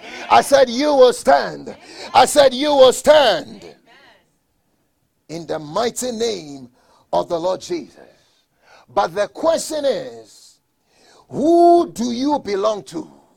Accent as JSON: {"language": "English", "region": "Colorado", "country": "United States", "said": "I'm from Colorado. I know how to drive a little bit in snow."}